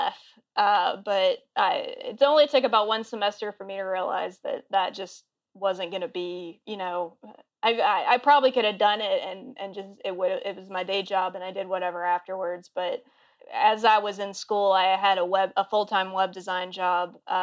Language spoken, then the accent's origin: English; Auburn, Alabama, United States; moved away as an adult; also born or lived in Baltimore / Boston / Columbia, South Carolina / Austin, Texas; now in Seattle, United States; I grew up in Auburn.